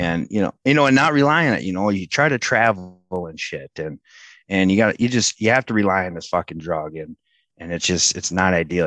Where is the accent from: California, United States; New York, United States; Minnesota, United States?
Minnesota, United States; Oakdale; I grew up in Oakdale.